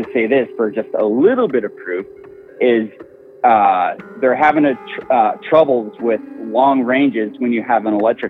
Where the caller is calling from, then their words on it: California, United States; from Central Coast, California.